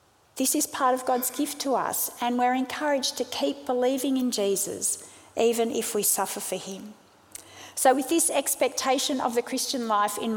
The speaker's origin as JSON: {"language": "English", "town": "Sydney", "region": "New South Wales", "country": "Australia", "tie": "born or raised there", "also_born_or_lived": "South Africa", "said": "I was born in South Africa. My family moved to Sydney when I was 5, and we eventually became Australian citizens"}